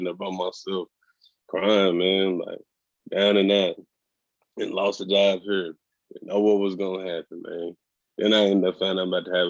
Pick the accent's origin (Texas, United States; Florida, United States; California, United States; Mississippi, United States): Texas, United States; moved away as an adult; now in Oregon, United States; from Texas